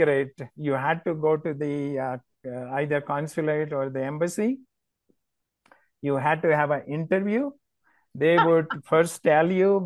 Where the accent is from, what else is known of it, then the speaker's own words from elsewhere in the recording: Ahmedabad, Gujarat, India; now in United States; I am from a town called Ahmedabad. It's in Gujarat state.